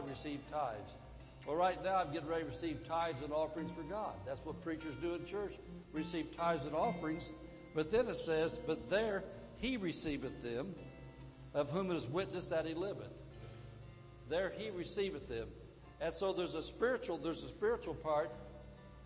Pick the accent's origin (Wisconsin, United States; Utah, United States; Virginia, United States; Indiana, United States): Indiana, United States; moved away; I came from Indiana originally